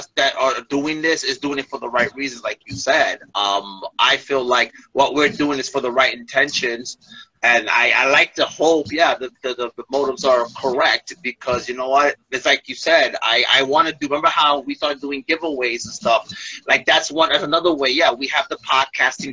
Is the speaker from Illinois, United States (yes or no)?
no; New York City, New York, United States; now in New Jersey, United States; I'm originally from Brooklyn